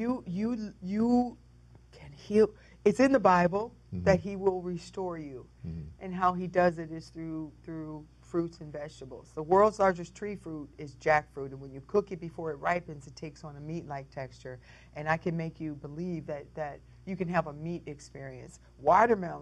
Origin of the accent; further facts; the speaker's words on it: Detroit, Michigan, United States; also born or lived in Jamaica, Queens, New York; I was raised in Motor City.